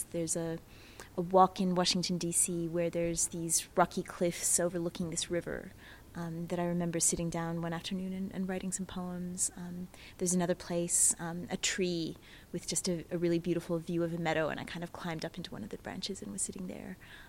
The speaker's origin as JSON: {"language": "English", "town": "Canberra", "region": "Australian Capital Territory", "country": "Australia", "also_born_or_lived": "United States", "accent": "American", "said": "I am actually originally from Canberra, living here at the moment as well, but you can hear my American accent. I've lived in the States for a long time, so I've lived in lots of different places."}